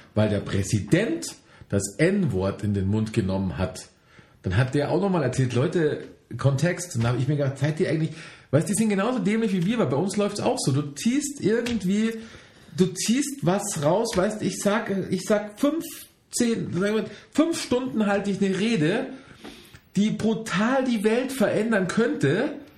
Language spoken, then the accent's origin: German; Germany; ich als Deutscher